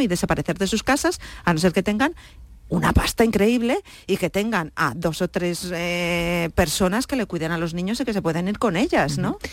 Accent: Cuenca, Castilla-La Mancha, Spain; moved away; also born or lived in Ireland; yo ya desde los 17 años, 16 años, que soy de Cuenca, en Cuenca yo ya estaba con grupos

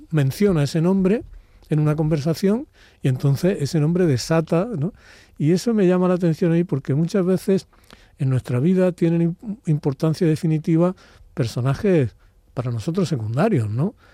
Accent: Úbeda, Andalusia, Spain; born or raised there

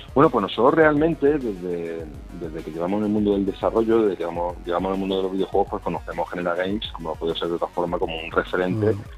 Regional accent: Málaga, Andalusia, Spain; Nosotros somos malagueños, hemos, nuestro proyecto ha crecido en Málaga

